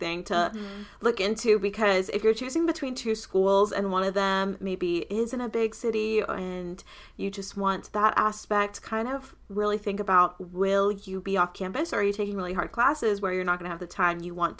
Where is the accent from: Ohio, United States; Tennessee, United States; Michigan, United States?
Tennessee, United States; I obviously love living here. I mean, I'm from Tennessee, so it doesn't feel too different.